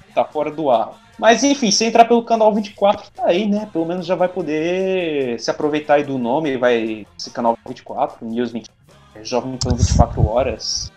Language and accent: Portuguese; Northeast Region, Brazil; eu sou nordestino